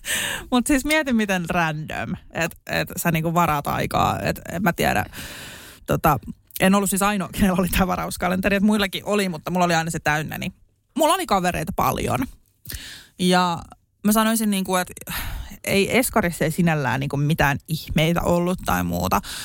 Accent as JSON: {"language": "Finnish", "town": "Espoo", "region": "Uusimaa", "country": "Finland", "tie": "born or raised there", "also_born_or_lived": "Suvela, Espoo", "said": "Mä synnyin Espoossa"}